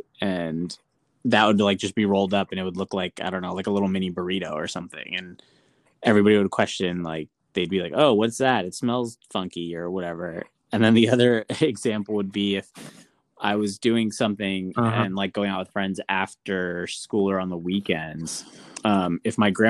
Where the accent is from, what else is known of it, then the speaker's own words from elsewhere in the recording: Ellicott City, Maryland, United States; growing up in Ellicott City